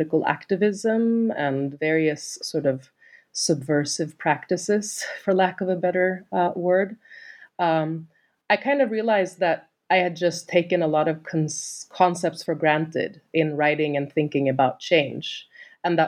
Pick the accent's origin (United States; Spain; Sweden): Sweden; moved away as an adult; I'm from Sweden originally